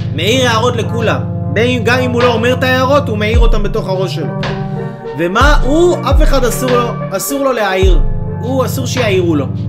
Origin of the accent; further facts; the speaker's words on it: Israel; אנחנו כיהודים וגם כישראלים